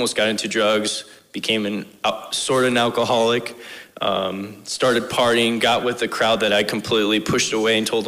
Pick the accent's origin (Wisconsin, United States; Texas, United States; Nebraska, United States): Nebraska, United States; Bridgeport; I grew up in Bridgeport, Nebraska.